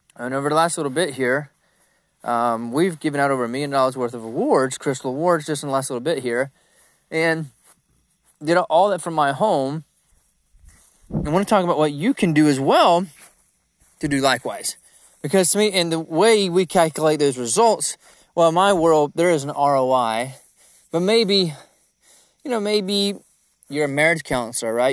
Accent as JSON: {"language": "English", "region": "Georgia", "country": "United States", "said": "I'm from Country Town"}